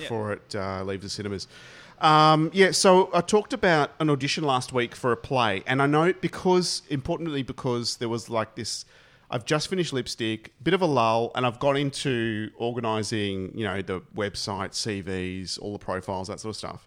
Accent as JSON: {"language": "English", "country": "Australia", "said": "we're Australian and we're here in Australia"}